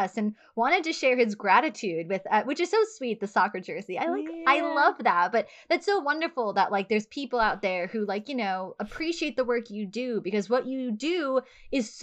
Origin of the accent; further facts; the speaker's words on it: United States; we're from America.